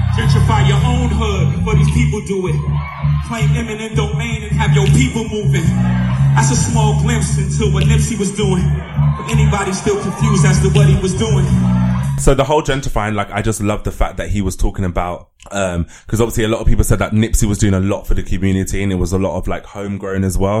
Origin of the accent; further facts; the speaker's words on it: London, United Kingdom; I grew up in Elephant and Castle